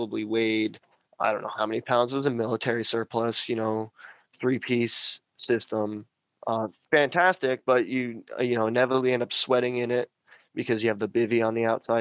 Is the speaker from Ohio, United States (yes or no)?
no; Pennsylvania, United States; moved away as an adult; now in Minnesota, United States; Growing up in Pennsylvania, everybody calls it Pennsyltucky